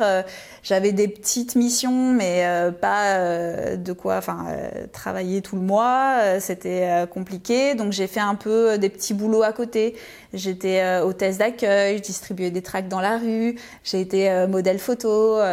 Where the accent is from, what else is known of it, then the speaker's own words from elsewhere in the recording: Lyon, Auvergne-Rhône-Alpes, France; moved away as an adult; je suis née à Lyon et j'ai grandi euh, à Lyon euh, jusqu'à mes 18 ans